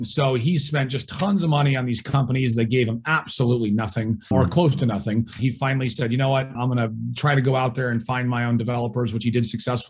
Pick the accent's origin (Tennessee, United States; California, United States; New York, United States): California, United States; Southern; So I was born and raised in Southern California. I am the oldest of four kids.